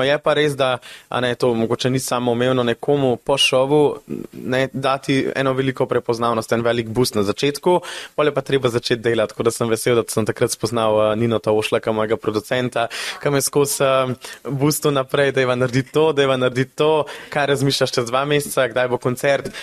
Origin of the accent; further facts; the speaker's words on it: Besnica, Upper Carniola, Slovenia; v mojem domačem kraju v Besnici